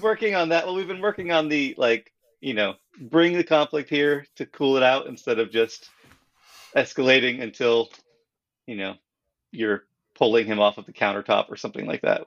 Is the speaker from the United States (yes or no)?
yes; California, United States; moved away; I am from California